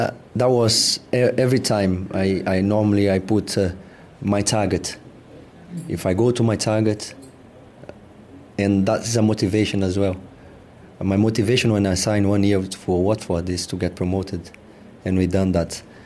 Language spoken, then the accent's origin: English; Brazil; moved away as an adult; now in England; we come from Brazil, we are very close.